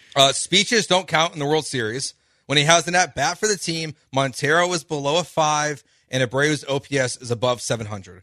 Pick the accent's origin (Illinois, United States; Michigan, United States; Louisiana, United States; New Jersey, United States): Illinois, United States; Chicago; moved away; I'm from Chicago